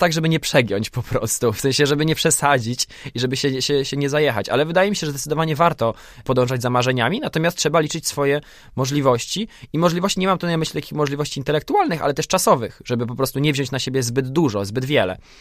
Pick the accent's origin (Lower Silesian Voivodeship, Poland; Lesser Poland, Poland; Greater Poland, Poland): Lower Silesian Voivodeship, Poland; Wrocław; w Polsce, we Wrocławiu, skąd pochodzę